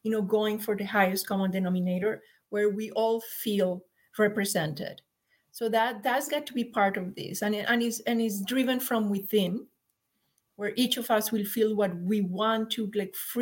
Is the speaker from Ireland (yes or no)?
no; Colombia; moved away as an adult; also born or lived in San Jose, United States; now in Mount Shasta, United States; we're from Colombia